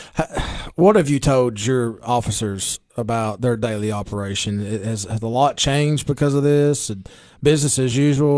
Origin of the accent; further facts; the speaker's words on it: Baxter, Tennessee, United States; Baxter's my hometown